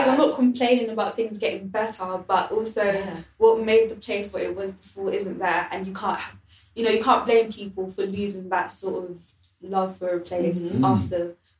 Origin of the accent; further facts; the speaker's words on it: London, United Kingdom; being someone that's born and raised in London